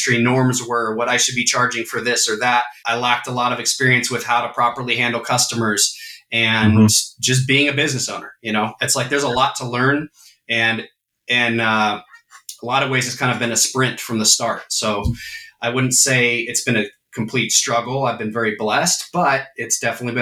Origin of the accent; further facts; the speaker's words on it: California, United States; I've lived in this town my whole life